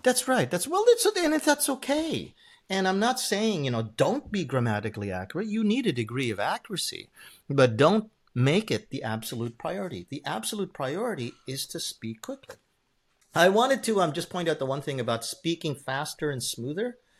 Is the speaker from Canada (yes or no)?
yes; Canada; English is a second language; moved away as an adult; now in Japan; I spoke as a Canadian